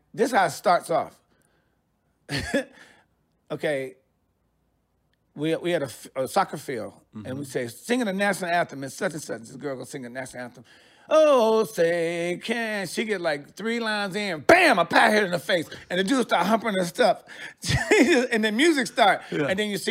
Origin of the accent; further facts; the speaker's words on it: Detroit, Michigan, United States; also born or lived in New York / Los Angeles; now in Sacramento, United States; I'm from Detroit. I lived in New York for like 6 years. I went to L.A. I lived there for like 7 years.